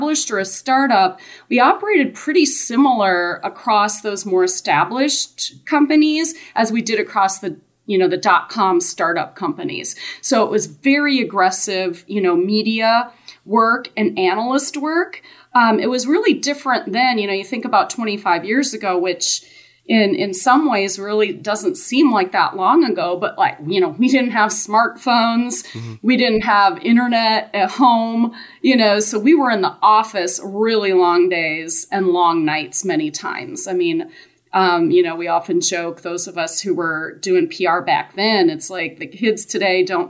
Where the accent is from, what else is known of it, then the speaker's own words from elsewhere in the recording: Wisconsin, United States; moved away as an adult; also born or lived in Dallas; I grew up in Wisconsin, went to college there